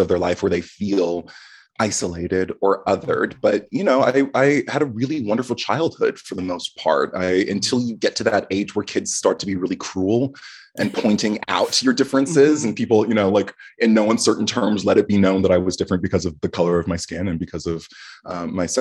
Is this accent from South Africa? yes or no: no; Canada; moved away as an adult; also born or lived in New York City; living in Canada.